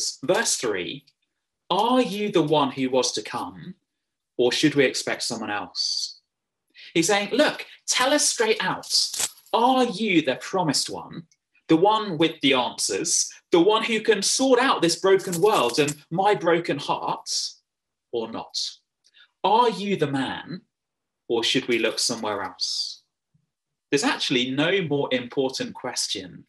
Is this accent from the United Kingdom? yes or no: yes; England, United Kingdom; accent: English; now in County Cavan, Ireland; my funny English accent